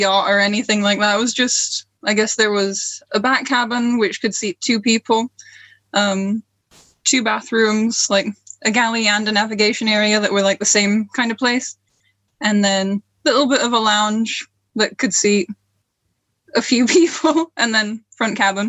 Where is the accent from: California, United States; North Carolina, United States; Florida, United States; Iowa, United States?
Florida, United States; also born or lived in Sunderland, England; I was born in England, just outside of Sunderland. I've been informed by my grandpa. I always thought it was a different place, but it turns out I was born in Sunderland. Then when I was about a month old, my family moved to Florida, and we stayed there for 7 years